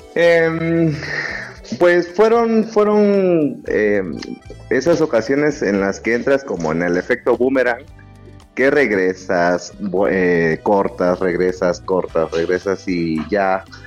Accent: Isthmus of Tehuantepec, Oaxaca, Mexico; now in Puebla, Mexico; Soy del Istmo de Tehuantepec

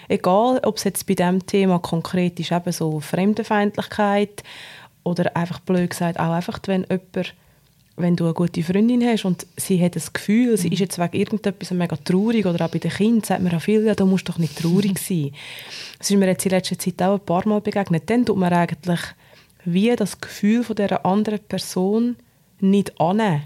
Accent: Obwalden, Switzerland; Ich bin in Ovalde aufgewachsen, in einem sehr konservativen Umfeld

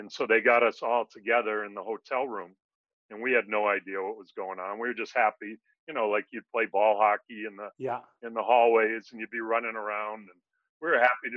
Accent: Connecticut, United States; I go back to growing up in Connecticut

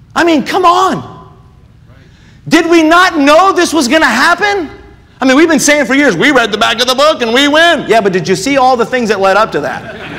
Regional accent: United States; we as American Christians

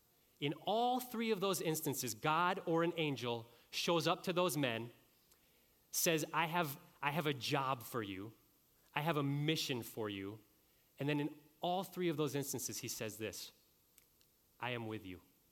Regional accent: Hudson, Ohio, United States; now in California, United States; I'm from Hudson, it's in Ohio

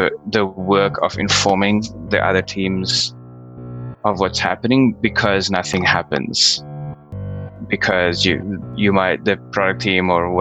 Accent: South Africa; moved away as an adult; also born or lived in Australia / Bay Area, United States; I was born and raised in South Africa, studied there, and then moved to Australia to keep studying.

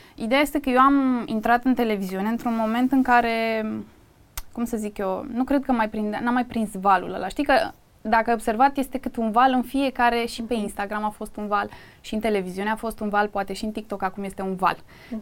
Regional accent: Craiova, Dolj, Romania; moved away as an adult; now in Bucharest, Romania; Eu m-am născut în Craiova, eu vin din provincie practic

